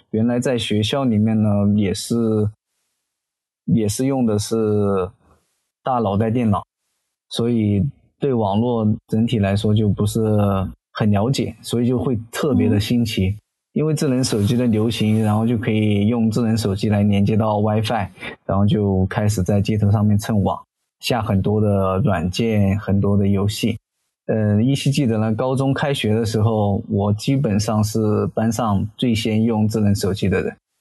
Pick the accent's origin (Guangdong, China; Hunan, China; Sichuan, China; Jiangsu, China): Hunan, China; Zhijiang; 我的家乡呢，是湖南怀化的芷江